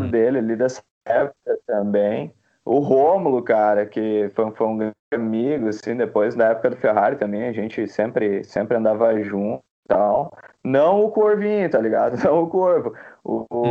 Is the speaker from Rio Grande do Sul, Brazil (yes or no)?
yes; Campo Bom, Rio Grande do Sul, Brazil; also born or lived in Novo Hamburgo; Cara, eu sou, eu me considero natural de Campo Bom, tá ligado? Mas na verdade eu nasci no Hospital Geral lá em Novo Hamburgo, tá ligado?